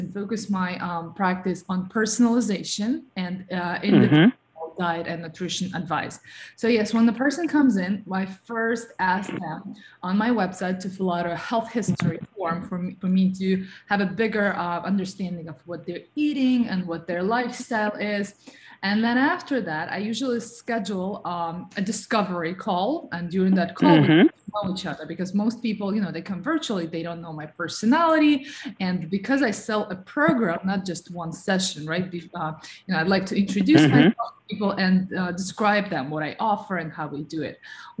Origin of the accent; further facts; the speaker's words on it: New York, United States; So my background is also in modeling and, you know, being like a New Yorker and a health coach, and being part of the wellness field